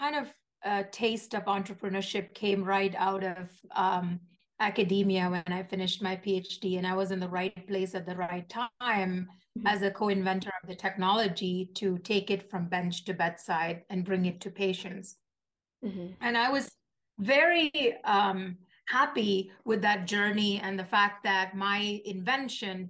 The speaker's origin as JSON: {"language": "English", "town": "Kochi", "region": "Kerala", "country": "India", "tie": "born or raised there", "moved": "as an adult", "lives_now": "United States", "said": "I grew up in Kochi, Kerala, India, which is in the southern part of India."}